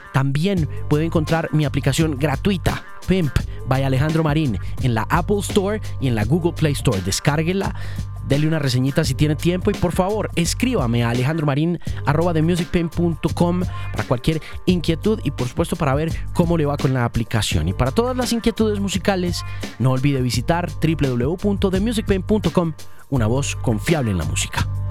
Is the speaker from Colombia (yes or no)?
yes; Manizales, Caldas, Colombia; yo soy de Manizales